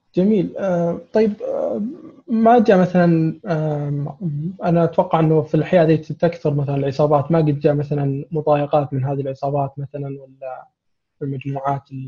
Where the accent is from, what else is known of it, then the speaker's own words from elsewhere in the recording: Saudi Arabia; عندنا في السعوديه